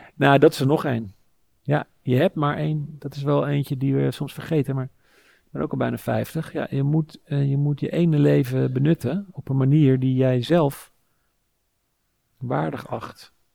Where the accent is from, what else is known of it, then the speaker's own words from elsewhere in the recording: Sassenheim, South Holland, Netherlands; now in Amsterdam, Netherlands; ik ben opgegroeid in Sassenheim, in de Bollestreek